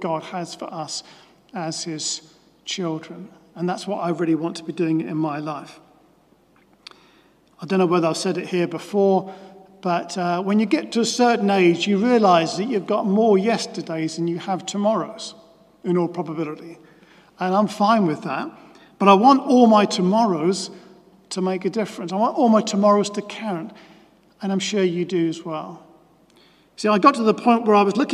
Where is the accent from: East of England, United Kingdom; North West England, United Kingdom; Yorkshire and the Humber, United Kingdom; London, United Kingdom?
East of England, United Kingdom; Norwich; as a child growing up in Norwich and then becoming a teenager and going along to meetings at Norwich Youth for Christ